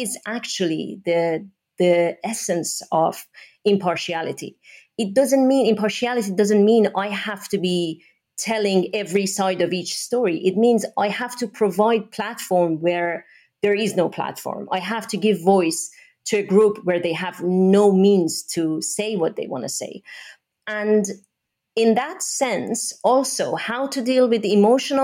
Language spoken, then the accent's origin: English; Iran; moved away as an adult; I'm originally from Iran. I was born and raised in that country. I went to school there, university